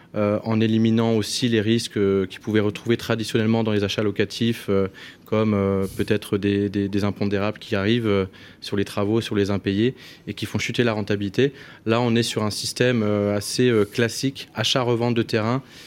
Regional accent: north of France, France; moved away as an adult; also born or lived in Miami; now in United States; moi je viens du nord de la France

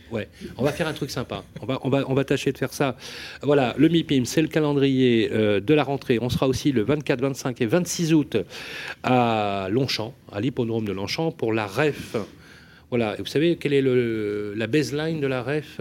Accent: Lyon, Auvergne-Rhône-Alpes, France; je suis né à la Croix-Rousse.

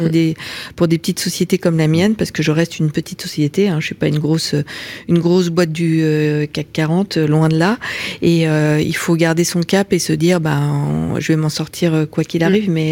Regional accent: Lyon, Auvergne-Rhône-Alpes, France; je suis lyonnaise d'origine

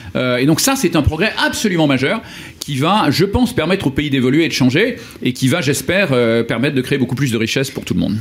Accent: Lyon, Auvergne-Rhône-Alpes, France; moved away; place Gabriel Perry à Lyon, qui est ma ville natale

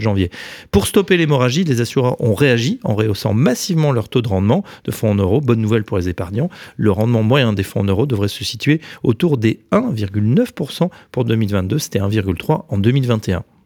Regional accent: Paris, Île-de-France, France; en tant que Parisien

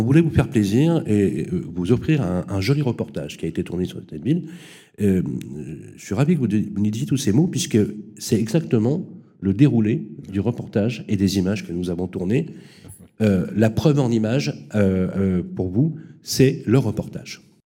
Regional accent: Lyon, Auvergne-Rhône-Alpes, France; je suis lyonnais

